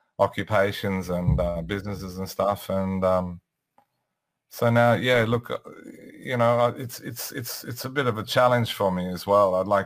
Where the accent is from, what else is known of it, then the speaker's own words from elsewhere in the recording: Sydney, New South Wales, Australia; Yeah, I'm in Sydney.